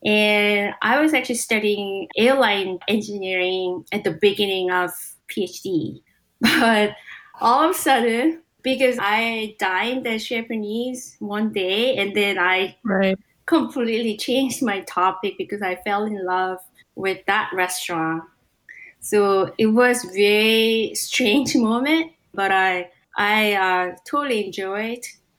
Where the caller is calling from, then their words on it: Palo Alto, California, United States; I'm calling from Palo Alto.